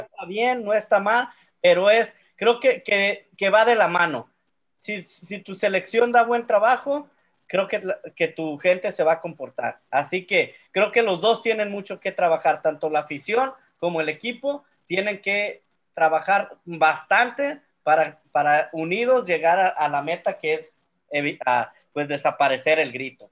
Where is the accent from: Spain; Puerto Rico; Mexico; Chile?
Mexico; como mexicano